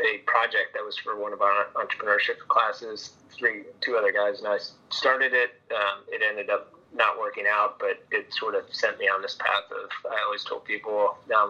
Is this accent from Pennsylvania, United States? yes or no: yes; outside Philadelphia, Chester County, Pennsylvania, United States; also born or lived in San Francisco; I'm a Philly guy through and through. I grew up outside Philly, out in Chester County, out in the sticks